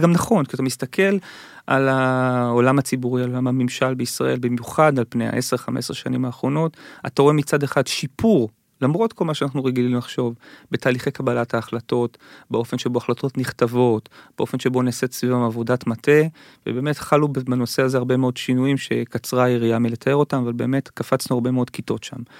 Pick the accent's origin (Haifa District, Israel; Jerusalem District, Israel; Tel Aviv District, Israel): Tel Aviv District, Israel; Givatayim; כשאני גדלתי בגבעתיים